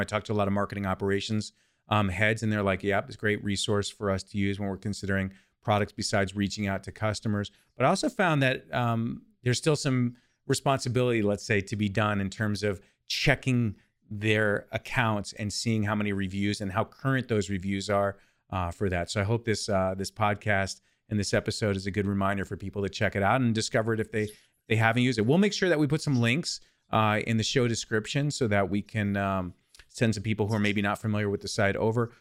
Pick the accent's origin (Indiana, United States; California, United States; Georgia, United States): California, United States; I'm from California